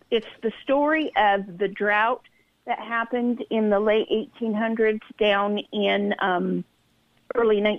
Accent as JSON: {"language": "English", "area": "Sacramento Valley", "region": "Northern California", "country": "United States", "tie": "born or raised there", "said": "I know I was raised in Sacramento Valley, Northern California"}